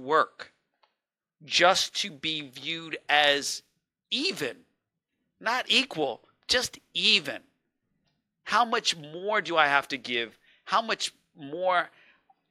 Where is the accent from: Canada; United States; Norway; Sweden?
United States; New York City, New York; I was born in East Elmhurst, New York, and making that trek into Manhattan every day